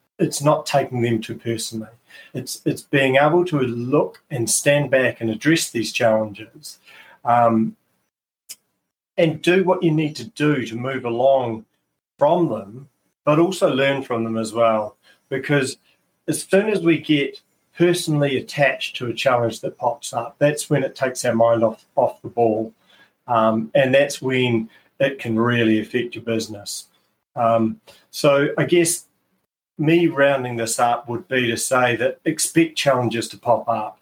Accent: Christchurch, Canterbury, New Zealand; my hometown of Christchurch

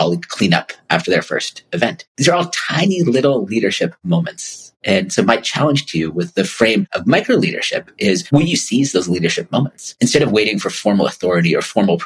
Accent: California, United States; also born or lived in Stockholm; I've never been colder in my life as a Californian

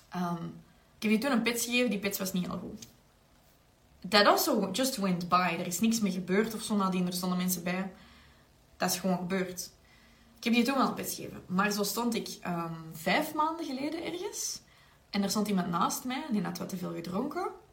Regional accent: Belgium; zeker als Belgen

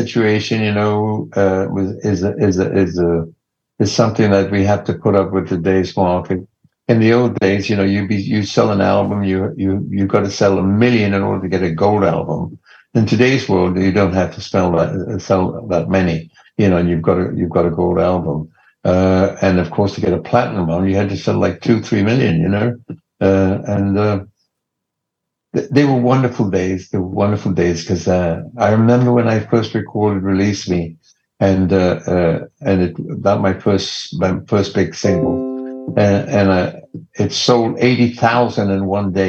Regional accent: Leicester, East Midlands, United Kingdom; now in Los Angeles, United States; Leicester, my hometown

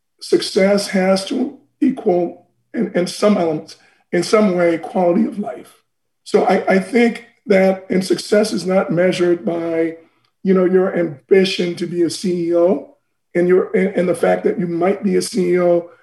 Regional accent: Boston, Massachusetts, United States; So I love Boston. That's where I grew up in the United States, my formative years.

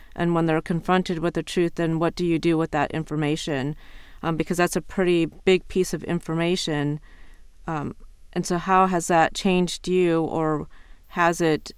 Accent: Iowa, United States; moved away as an adult; now in Ohio, United States; growing up in Iowa

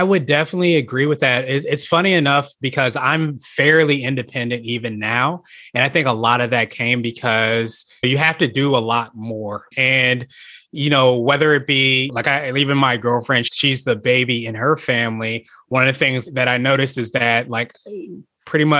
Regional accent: Northern Virginia, United States; also born or lived in Kansas / Las Vegas; I grew up in Northern Virginia, about 45 minutes or so outside of Washington, D.C. I'm a military brat

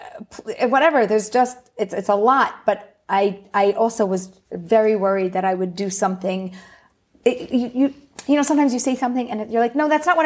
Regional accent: Philadelphia, Pennsylvania, United States; moved away as an adult; now in Pardes Hanna, Israel; I was born and raised in Philly.

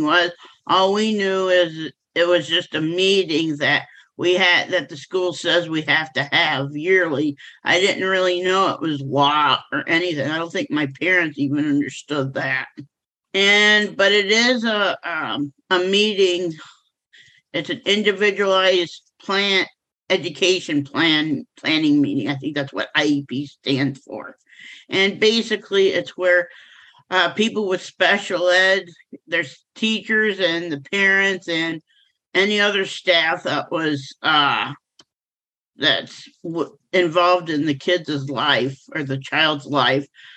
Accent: Kalamazoo, Michigan, United States; I am from Kalamazoo, Michigan

